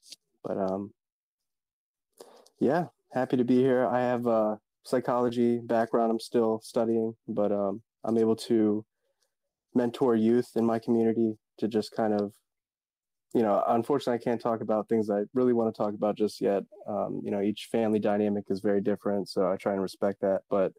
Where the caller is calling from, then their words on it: Woodbridge, Virginia, United States; I am shifting from Virginia, Woodbridge, Virginia, which is kind of a suburb of Washington, D.C.